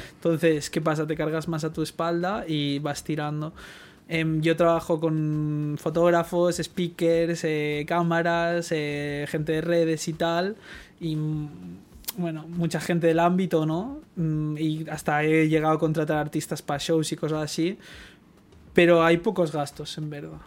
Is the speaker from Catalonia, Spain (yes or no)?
yes; Barcelona, Catalonia, Spain; yo soy un chaval de Guinardo